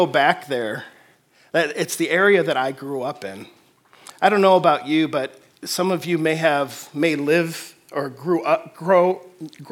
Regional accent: Detroit, Michigan, United States; now in Fort Wayne, United States; I'm originally from the Detroit area

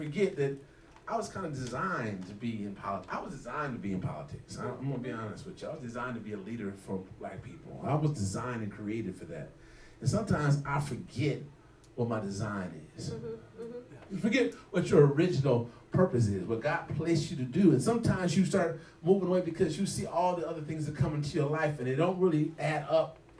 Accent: South Bend, Indiana, United States; Well, I'm from South Bend

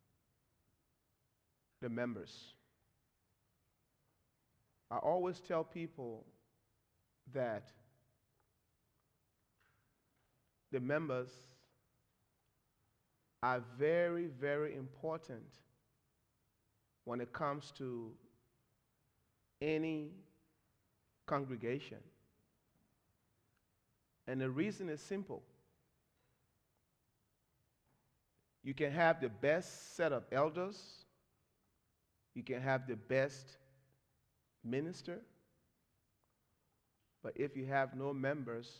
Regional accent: Monrovia, Montserrado, Liberia; I'm from Liberia. Liberia is a nation in West Africa.

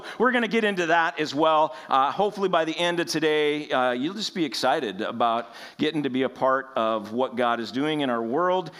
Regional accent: United States; We as American Christians

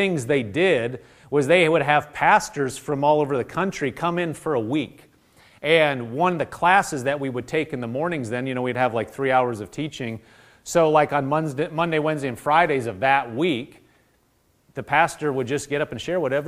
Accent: Nebraska, United States; I grew up in Nebraska

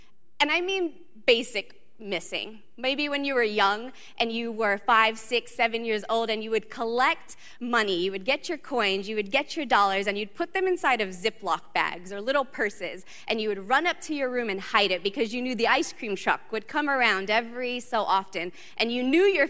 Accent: Southern California, United States; moved away; I grew up in Southern California

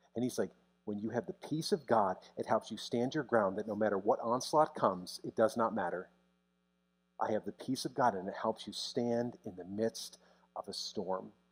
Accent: United States; as an American pastor

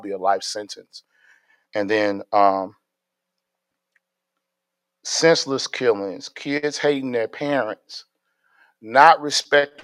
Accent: Gary, Indiana, United States; now in Stafford, United States; I'm from Gary, Indiana

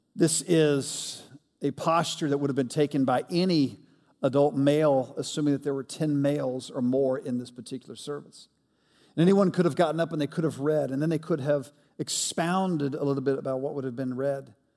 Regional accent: Montgomery, Alabama, United States; moved away as an adult; also born or lived in Mississippi / Atlanta, Georgia; Montgomery, Alabama is where I grew up

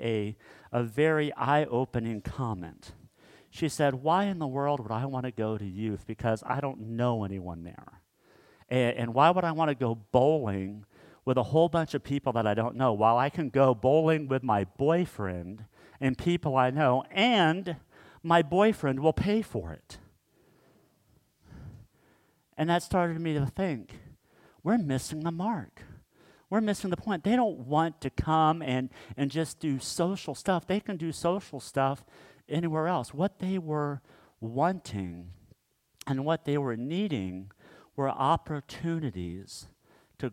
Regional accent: Kansas, United States; growing up in Kansas, we would drive up to my dad's hometown called Mankato, Kansas.

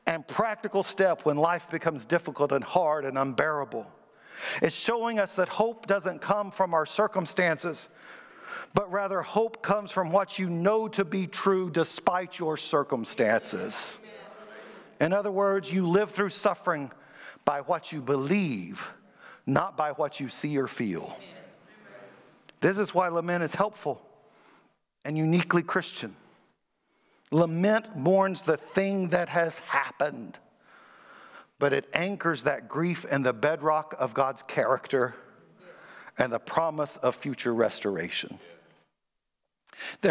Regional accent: Kentucky, United States; also born or lived in Springfield, Missouri / Iowa; now in Virginia Beach, United States; I grew up in Kentucky where we had basketball and we never heard of football. Then I moved to Iowa.

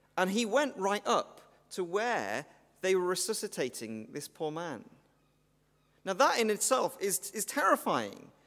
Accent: Welsh, Wales, United Kingdom; I'm Welsh

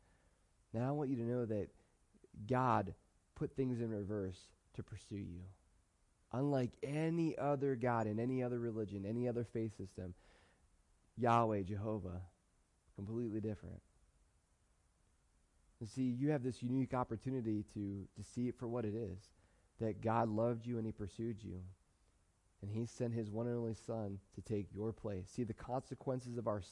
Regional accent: United States; I love being an American. I love being in America.

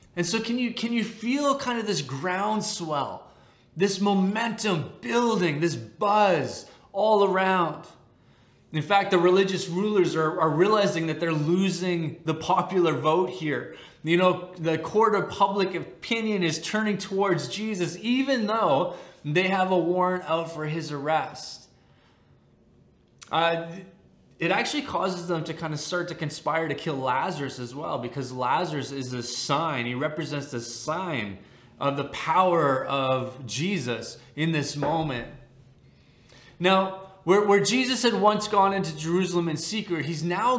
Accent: Canada; As a Canadian

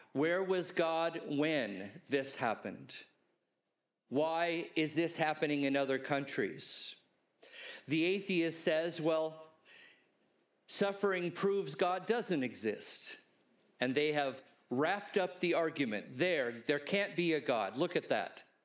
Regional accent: Los Angeles, California, United States; I grew up in Los Angeles

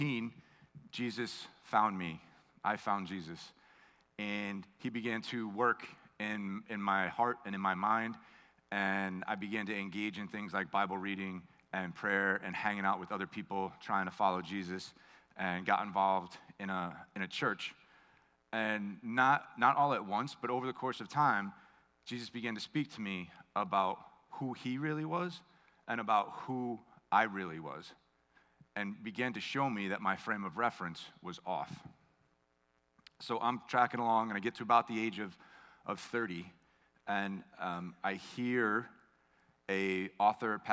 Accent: United States; I grew up on Long Island Sound

